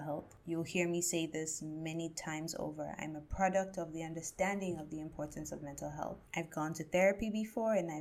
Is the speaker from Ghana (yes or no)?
yes; Ghana; myself as a Ghanaian and an African